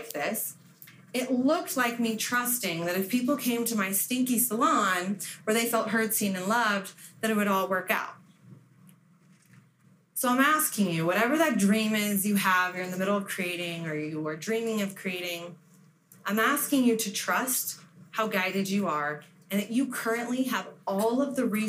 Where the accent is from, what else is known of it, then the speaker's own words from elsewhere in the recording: Las Vegas, Nevada, United States; moved away; I was from Vegas